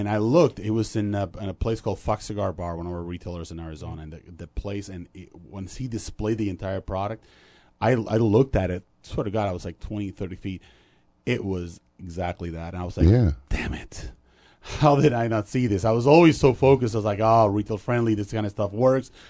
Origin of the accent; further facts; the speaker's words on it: Dominican Republic; moved away; also born or lived in Puerto Rico / Rochester, New York; I grew up in Dominican Republic, went to school there